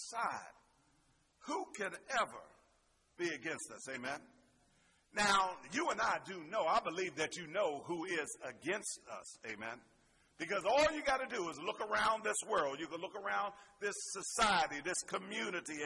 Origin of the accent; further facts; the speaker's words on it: Pittsburgh, Pennsylvania, United States; Growing up in Pittsburgh